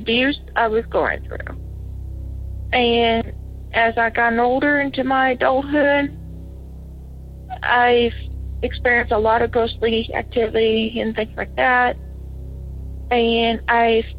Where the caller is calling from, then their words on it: Batesville, Arkansas, United States; I'm calling from Batesville, Arkansas.